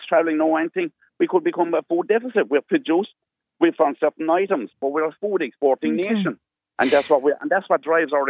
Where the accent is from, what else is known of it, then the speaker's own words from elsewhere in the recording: Ireland; we as Irish farmers